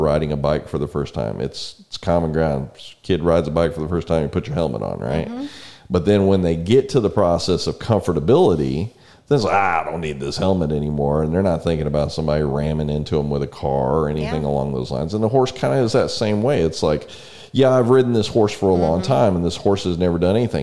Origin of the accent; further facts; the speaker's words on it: San Antonio, Texas, United States; now in College Station, United States; We grew up in San Antonio.